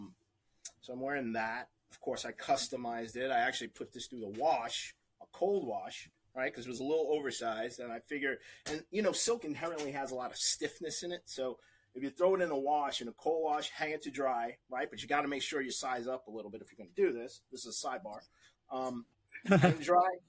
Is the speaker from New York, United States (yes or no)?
yes; New York City, New York, United States; moved away as an adult; now in New Jersey, United States; originally, I'm from New York, the Bronx